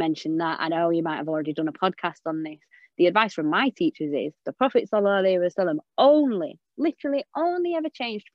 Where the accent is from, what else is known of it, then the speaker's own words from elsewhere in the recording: England, United Kingdom; I'm English